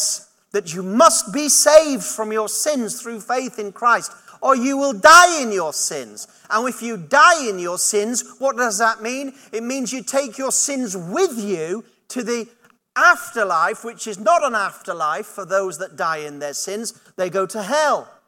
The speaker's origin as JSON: {"language": "English", "region": "Yorkshire and the Humber", "country": "United Kingdom", "tie": "born or raised there", "also_born_or_lived": "Durham", "moved": "as an adult", "lives_now": "Buckinghamshire, United Kingdom", "said": "I was brought up in Yorkshire, I went to university in Durham"}